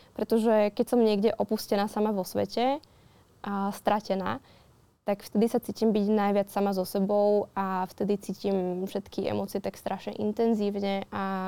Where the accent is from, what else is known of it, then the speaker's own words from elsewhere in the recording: Modra, Bratislava Region, Slovakia; modrá tá má tak 9 tisíc